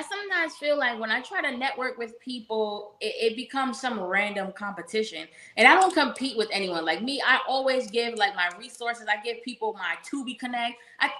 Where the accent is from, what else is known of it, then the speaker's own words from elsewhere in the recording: upstate New York, United States; I'm not even from New York City. I'm from upstate New York.